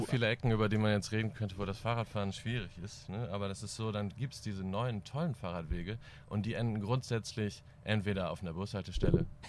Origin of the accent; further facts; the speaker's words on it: East Frisia, Lower Saxony, Germany; now in Cologne, Germany; ich komme ja so aus Ostfriesland